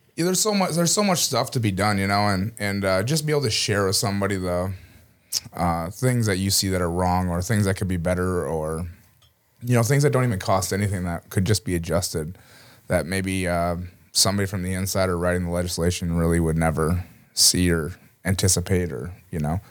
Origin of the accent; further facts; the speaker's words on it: Cleveland, Minnesota, United States; I grew up from a real small town here in southern Minnesota, Cleveland, just down the road from here in Mankato